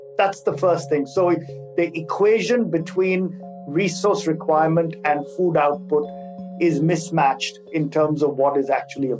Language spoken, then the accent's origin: English; Singapore; also born or lived in Hong Kong / India; now in Geneva, Switzerland; I am a Singaporean of Indian origin, so I have a little bit of a world citizenship built into me. And I've been living in Switzerland for the past 12 years, having lived in Singapore before this for about 15 years